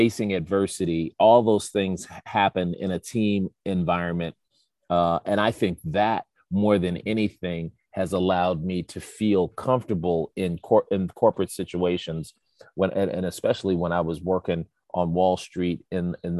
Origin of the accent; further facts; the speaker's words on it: Chicago, Illinois, United States; I'm again from the South Side of Chicago, two parents who didn't go to college